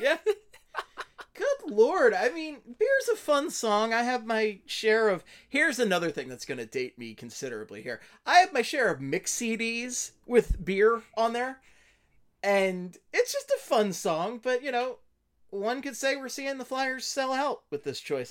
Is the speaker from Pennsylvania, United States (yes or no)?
yes; Philadelphia, Pennsylvania, United States; I was born in Philadelphia